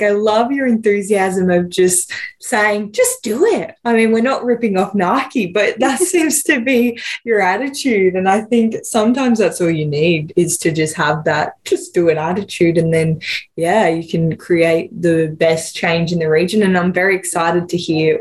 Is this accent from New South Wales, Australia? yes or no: yes; Lismore, New South Wales, Australia; growing up here